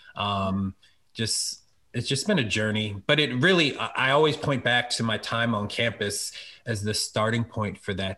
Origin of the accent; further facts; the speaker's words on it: Philadelphia, Pennsylvania, United States; now in Harrisburg, United States; I'm really from Philly, um, and uh, PK, a pastor's kid.